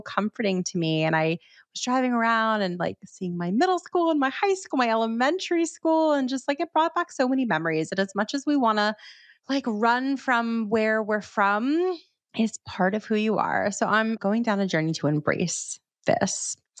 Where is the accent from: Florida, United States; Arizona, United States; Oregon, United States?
Florida, United States; Miami; now in New York, United States; I'm from Miami